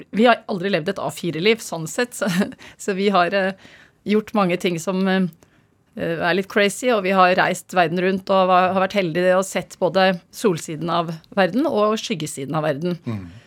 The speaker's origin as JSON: {"language": "Norwegian", "region": "Oslo", "country": "Norway", "tie": "born or raised there", "said": "Jeg har vokst opp på, på Stovner"}